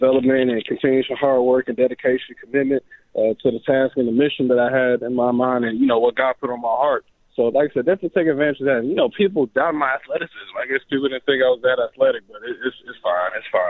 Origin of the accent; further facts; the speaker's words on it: Oklahoma, United States; Honestly, I'm from Oklahoma. Yeah, I doubt too many people know, the state of Oklahoma.